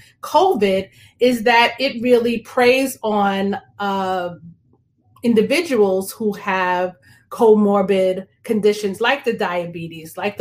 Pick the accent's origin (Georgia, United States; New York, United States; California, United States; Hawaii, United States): New York, United States; Long Island; also born or lived in Brooklyn, New York; I was born in Brooklyn, New York. I grew up on Long Island